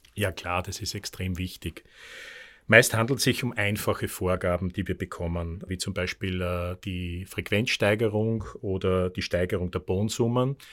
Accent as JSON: {"language": "German", "country": "Austria", "said": "das muss ich als Österreicher traurigerweise sagen"}